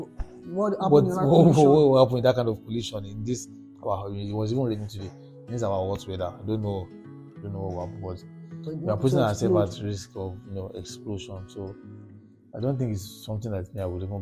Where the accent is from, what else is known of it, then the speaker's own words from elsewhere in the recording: Lagos, Nigeria; also born or lived in Ogbomosho / Oyo State; I grew up in Lagos, Surulere